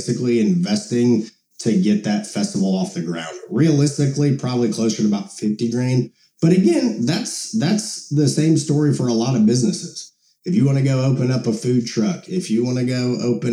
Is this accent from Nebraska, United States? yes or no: no; Monticello, Illinois, United States; where I grew up in Monticello, Illinois